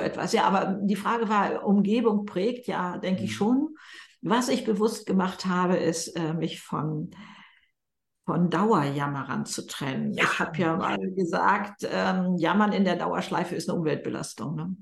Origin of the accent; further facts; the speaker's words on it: Germany; bei uns in Deutschland